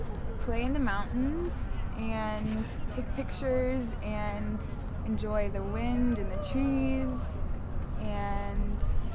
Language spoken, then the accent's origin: English; Dallas, Texas, United States; I'm from Dallas.